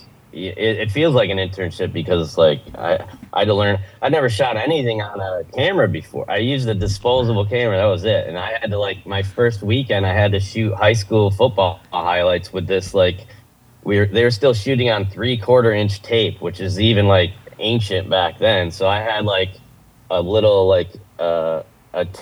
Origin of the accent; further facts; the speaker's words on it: New York, United States; moved away; I'm from New York